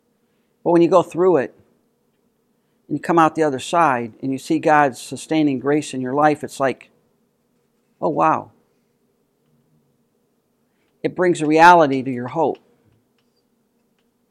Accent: United States; as American Christians

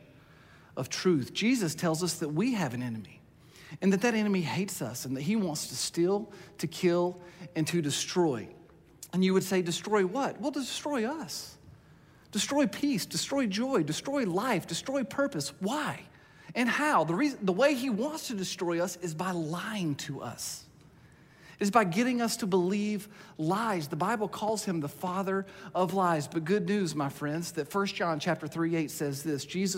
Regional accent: United States; being an American today in our culture

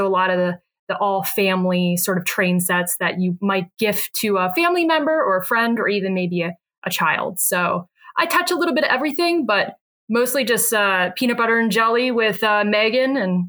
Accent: Baltimore, Maryland, United States; And I am from Maryland originally, actually born in Baltimore, Maryland.

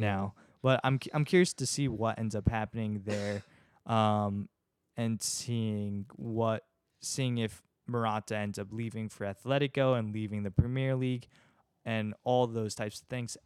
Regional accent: United States; obviously an American

